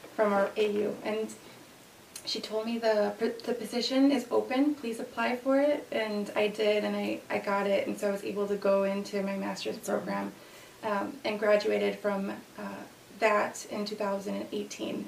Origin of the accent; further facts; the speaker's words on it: Aurora, Illinois, United States; born and raised here, so I'm Aurora, born and raised